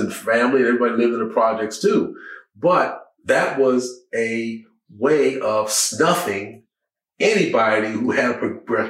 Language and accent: English; Southeast, United States; When I grew up in the Southeast